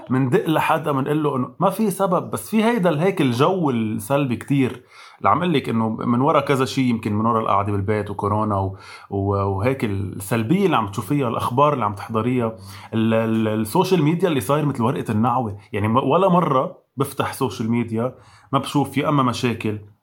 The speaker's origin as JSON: {"language": "Arabic", "country": "Lebanon", "said": "مش بس كلبنانيه كعرب"}